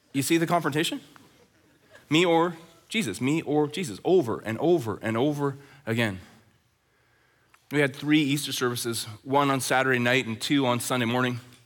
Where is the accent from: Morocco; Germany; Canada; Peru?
Canada; Red Deer, Alberta; now in Chilliwack, Canada; Growing up in Red Deer, Alberta, as a teenager